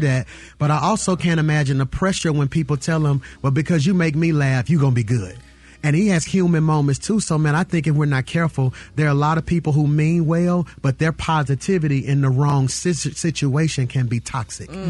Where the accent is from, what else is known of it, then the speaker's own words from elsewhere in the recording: Birmingham, Alabama, United States; to grow up in a city, yes, Birmingham, Alabama